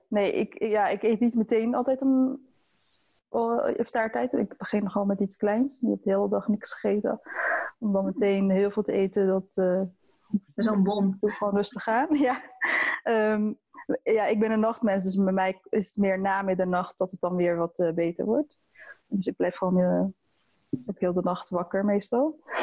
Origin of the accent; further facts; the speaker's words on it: Maassluis, South Holland, Netherlands; also born or lived in Leiden; ik kom uit Maasluis.